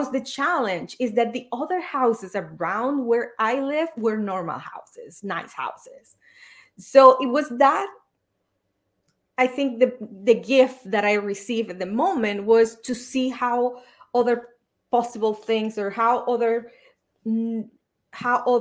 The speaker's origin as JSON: {"language": "English", "country": "Venezuela", "tie": "born or raised there", "moved": "yes", "said": "I was born and raised in Venezuela."}